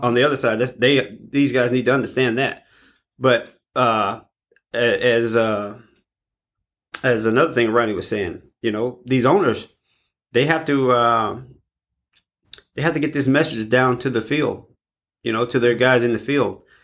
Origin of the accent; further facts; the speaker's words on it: East St. Louis, Illinois, United States; I was born and raised in East St. Louis.